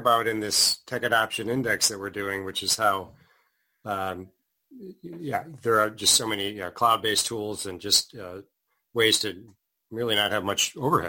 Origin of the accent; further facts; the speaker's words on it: Chicago, Illinois, United States; my hometown, Chicago, Illinois.